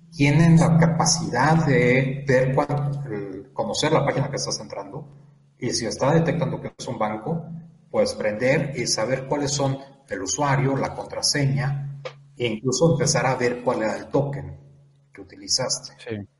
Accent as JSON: {"language": "Spanish", "country": "Mexico"}